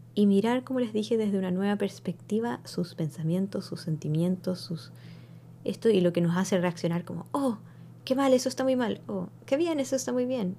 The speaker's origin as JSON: {"language": "Spanish", "country": "Chile", "tie": "born or raised there", "moved": "yes", "lives_now": "United States", "said": "yo crecí en Chile"}